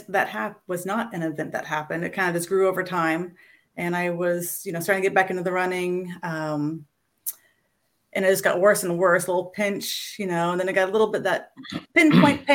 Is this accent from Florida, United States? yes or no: yes; Orlando, Florida, United States; I grew up in and around the Orlando area